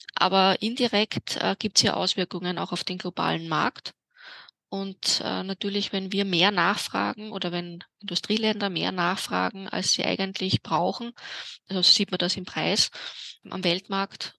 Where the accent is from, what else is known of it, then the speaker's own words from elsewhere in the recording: Vienna, Austria; in meiner Heimatstadt Wien